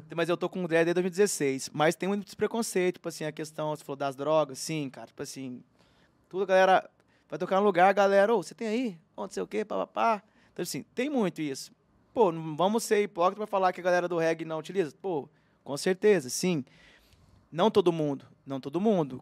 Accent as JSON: {"language": "Portuguese", "town": "Uberlândia", "region": "Minas Gerais", "country": "Brazil", "tie": "born or raised there", "said": "eu nasci em Uberlândia, eu sou do Cerrado"}